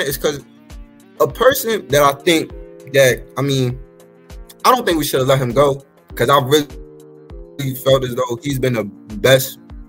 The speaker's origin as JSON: {"language": "English", "region": "New Jersey", "country": "United States", "said": "I'm from South Jersey."}